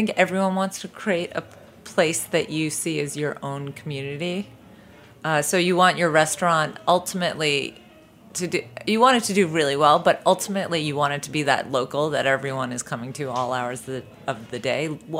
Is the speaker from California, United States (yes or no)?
no; Boston, Massachusetts, United States; I grew up in Boston, Massachusetts.